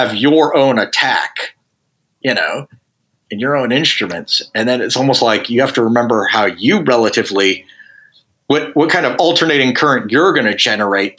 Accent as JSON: {"language": "English", "town": "Dallas", "region": "Texas", "country": "United States", "tie": "born or raised there", "said": "I grew up in Dallas, Texas"}